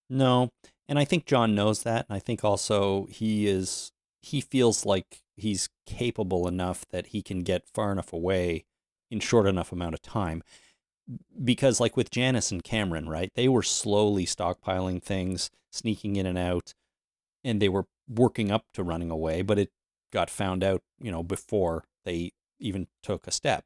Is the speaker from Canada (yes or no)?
yes; Canada; I'm Canadian